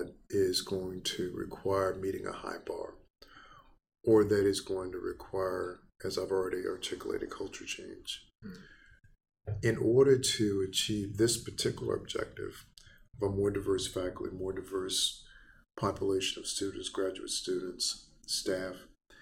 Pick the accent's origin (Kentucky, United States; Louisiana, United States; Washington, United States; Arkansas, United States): Louisiana, United States; Baton Rouge; moved away; in Louisiana, my hometown, Baton Rouge